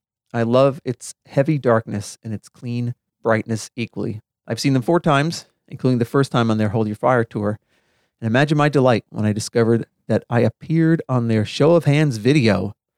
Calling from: Derry, Northern Ireland, United Kingdom; I'm from Derry in Northern Ireland and discovered … around 1986 when my friend gave me a mixtape, which included most of ….

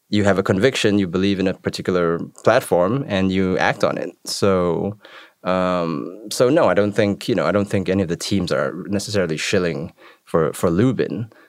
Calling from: Montevideo, Uruguay; speaking from Montevideo, Uruguay.

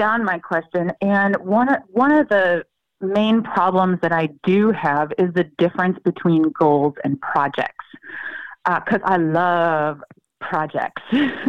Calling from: Raleigh, North Carolina, United States; Raleigh, North Carolina.

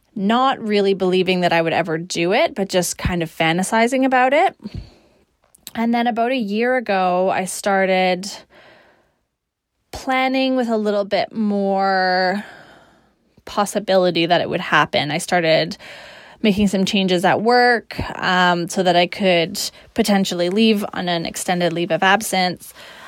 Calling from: Victoria, British Columbia, Canada; I'm recording from Victoria, British Columbia, Canada, which is where I live.

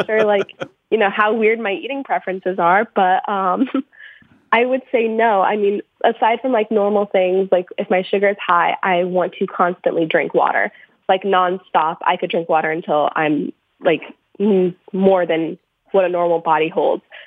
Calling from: West Palm Beach, Florida, United States; I'm calling from West Palm, Florida

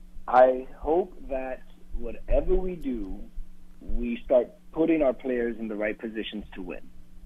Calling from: Washington, United States; from Washington.

